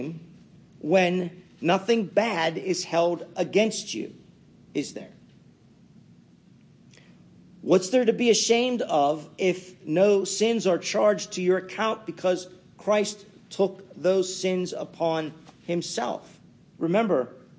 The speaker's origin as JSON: {"language": "English", "town": "Pittsburgh", "region": "Pennsylvania", "country": "United States", "tie": "born or raised there", "said": "you could tell I was brought up in Pittsburgh"}